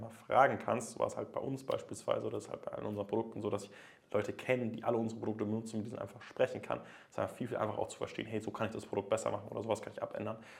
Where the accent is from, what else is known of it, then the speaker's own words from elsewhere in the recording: Germany; bei uns in Deutschland